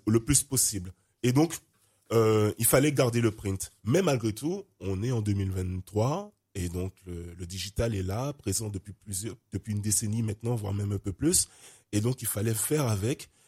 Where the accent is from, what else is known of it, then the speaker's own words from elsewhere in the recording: Guadeloupe; also born or lived in Martinique; j'ai grandi en Guadeloupe, ma mère martiniquaise